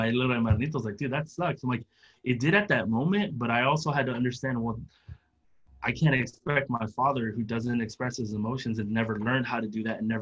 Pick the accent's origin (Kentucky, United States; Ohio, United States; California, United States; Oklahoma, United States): California, United States; San Diego; I grew up in San Diego right by the Tijuana border